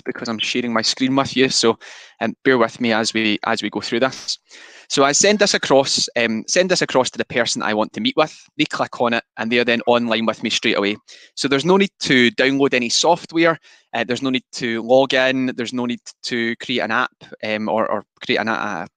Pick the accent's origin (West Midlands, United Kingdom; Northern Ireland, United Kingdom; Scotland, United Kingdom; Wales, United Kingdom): Scotland, United Kingdom; I am extremely Scottish